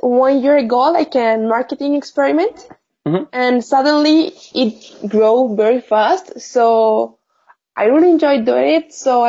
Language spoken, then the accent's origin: English; Bucaramanga, Santander, Colombia; English is a second language; I'm from Colombia. I'm from a little city called Bucaramanga.